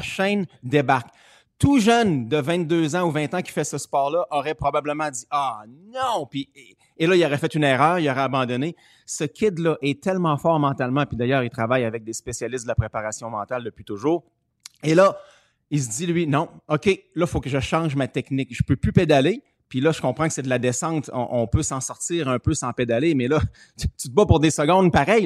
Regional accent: Canada; je suis Canadien.

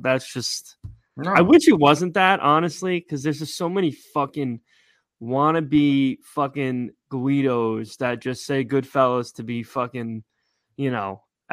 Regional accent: West Caldwell, New Jersey, United States; I'm from West Caldwell

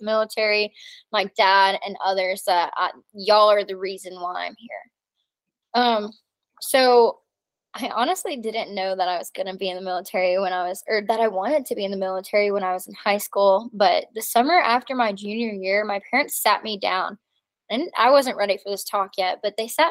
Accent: Tennessee, United States; moved away as an adult; also born or lived in New Jersey / Colorado / Alabama; now in New Mexico, United States; when I was 8 years old, we moved to Tennessee

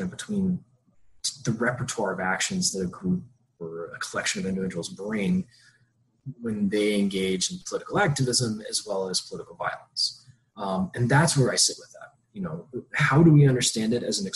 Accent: Georgia, United States; I grew up in Georgia

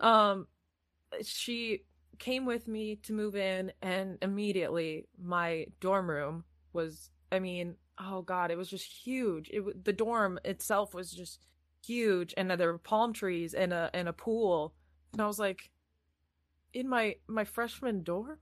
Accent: Iowa, United States; moved away as an adult; also born or lived in California; now in England; I'm from Iowa

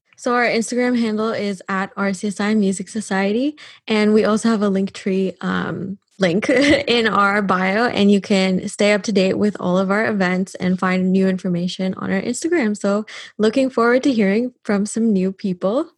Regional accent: Canada; now in Dublin, Ireland

